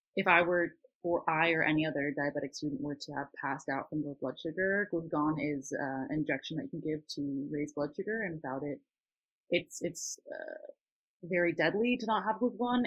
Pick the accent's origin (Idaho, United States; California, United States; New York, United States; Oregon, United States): California, United States; Northern; moved away as an adult; now in Southern California, United States; I grew up in Northern California and um, I'm now going to school in SoCal